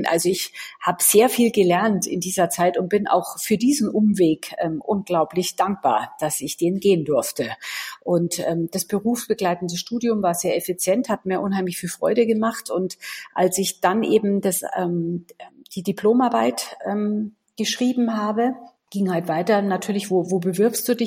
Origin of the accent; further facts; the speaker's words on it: Munich, Bavaria, Germany; ich komme aus München